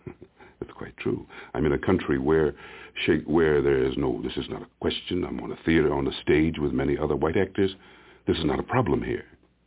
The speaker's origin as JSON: {"language": "English", "town": "Princeton", "region": "New Jersey", "country": "United States", "tie": "born or raised there", "said": "A Negro boy born in Princeton, New Jersey, in a college town where the students mainly came from the Deep South."}